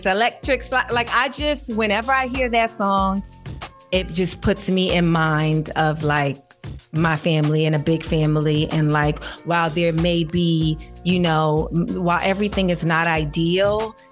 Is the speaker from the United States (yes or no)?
yes; New York City, New York, United States; I grew up in New York City